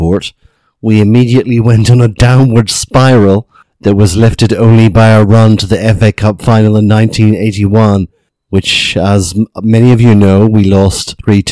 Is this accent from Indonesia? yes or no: no; Carrickfergus, Northern Ireland, United Kingdom; moved away as an adult; now in South Korea; I'm a Northern Irishman, grew up in Carrickfergus in Northern Ireland, and now living out here as an assistant professor in South Korea.